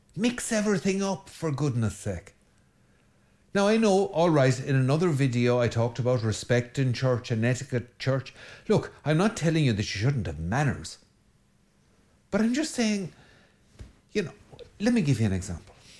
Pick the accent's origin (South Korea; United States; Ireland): Ireland; every good Irish boy, I grew up on an unrestrained diet of Enid Blyton